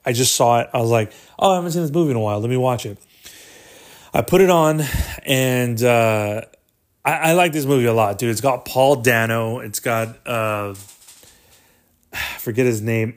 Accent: Corpus Christi, Texas, United States; we're from, uh, Corpus Christi, Texas

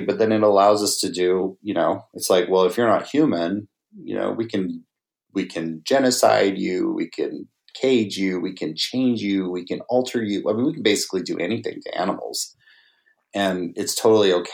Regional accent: Navajo Nation, United States; I grew up on the Navajo reservation.

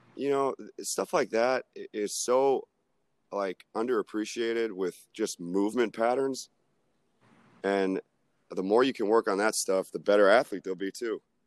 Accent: Tampa, Florida, United States; moved away as an adult; now in Atlanta, United States; I took a shot at this free internship at South Florida because I'm from Tampa. So I went home for the summer

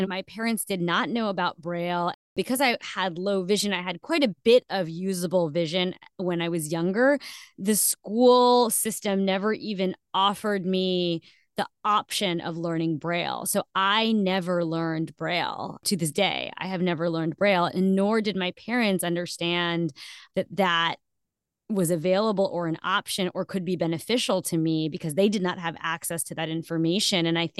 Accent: New Jersey, United States; also born or lived in India; I am Indian, but I'm Muslim, and half of my family migrated to Pakistan during independence and partition on the South Asian subcontinent. So that question, where you're from, is complicated, but the simple answer is always New Jersey.

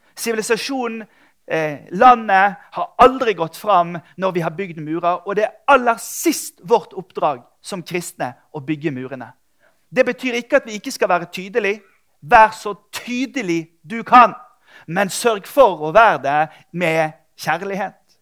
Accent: Bergen, Vestland, Norway; jeg er fra Bergen.

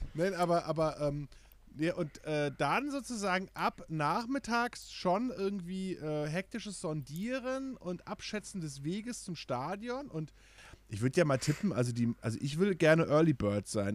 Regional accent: Kronberg im Taunus, Hesse, Germany; ich bin in Kronberg geboren

